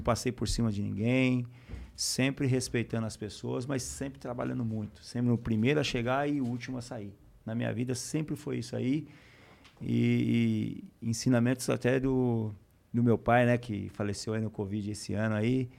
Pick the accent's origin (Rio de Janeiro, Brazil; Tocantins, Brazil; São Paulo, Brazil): São Paulo, Brazil; Taquaritinga; moved away as an adult; also born or lived in Barcelona / Lyon; o campinho de terra onde eu joguei durante minha infância toda, em Taquaritinga